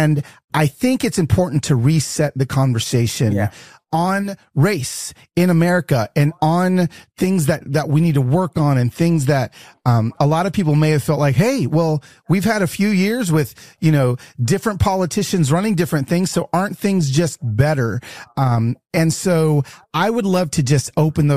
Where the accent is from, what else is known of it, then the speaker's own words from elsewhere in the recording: Decatur, Georgia, United States; moved away; I was raised in Decatur.